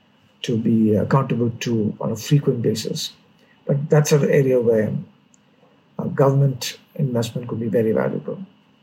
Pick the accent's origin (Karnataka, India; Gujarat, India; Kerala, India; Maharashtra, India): Kerala, India; Mavelikara; born there; I was born in Kerala, yes.